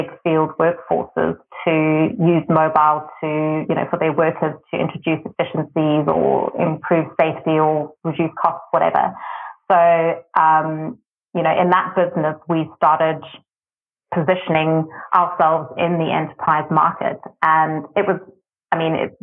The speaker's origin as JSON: {"language": "English", "country": "South Africa", "said": "being South African to be able to work in South Africa"}